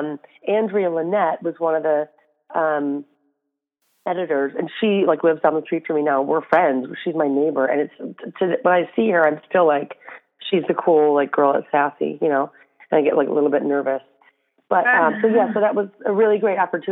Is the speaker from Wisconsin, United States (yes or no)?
no; Flint, Michigan, United States; moved away as an adult; also born or lived in New York; I'm from Flint, Michigan